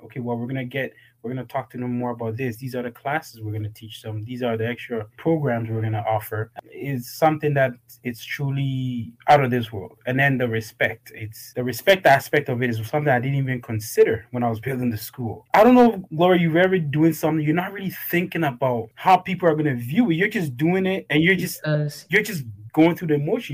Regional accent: Toronto, Ontario, Canada; moved away as an adult; also born or lived in Ghana; I was raised in Toronto, Canada. Came here when I was about 10

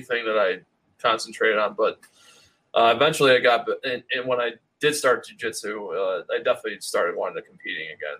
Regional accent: Rochester, New York, United States; moved away as an adult; now in Syracuse, United States; I grew up in the Rochester area

